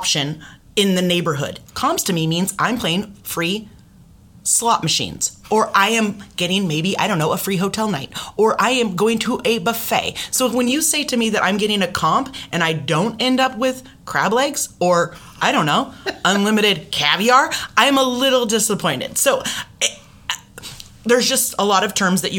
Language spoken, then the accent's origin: English; Renton, Washington, United States; I'm from Renton